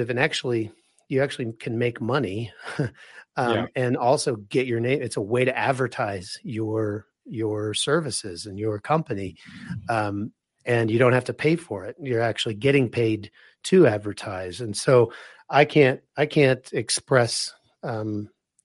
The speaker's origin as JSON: {"language": "English", "town": "Wichita", "region": "Kansas", "country": "United States", "moved": "yes", "lives_now": "Colorado, United States", "said": "I'm originally from Wichita, Kansas"}